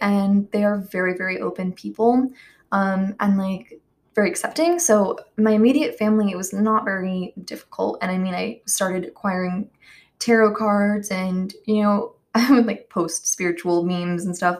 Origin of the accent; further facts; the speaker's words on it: the Bible Belt, United States; I grew up in the Bible Belt